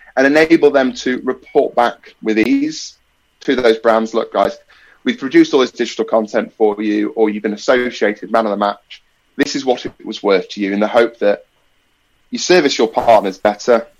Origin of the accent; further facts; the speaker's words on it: Nottingham, East Midlands, United Kingdom; living and growing up in Nottingham